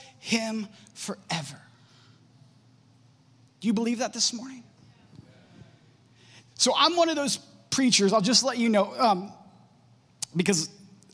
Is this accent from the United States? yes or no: yes; Warren, United States; moved away; also born or lived in Champion; I grew up in Warren and Champion. I actually graduated from Champion High School class of 2005